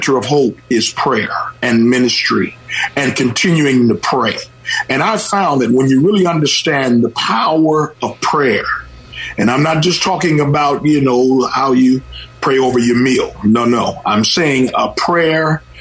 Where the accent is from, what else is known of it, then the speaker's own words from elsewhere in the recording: Oakland, California, United States; I was raised in the Oakland of yesterday, and the beautiful Lake Merritt